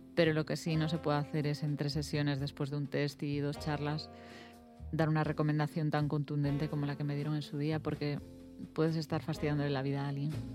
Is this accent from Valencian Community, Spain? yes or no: no; A Coruña, Galicia, Spain; yo soy coruñesa